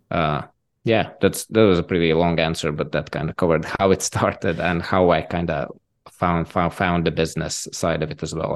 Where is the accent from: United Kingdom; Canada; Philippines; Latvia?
Latvia; I'm from Latvia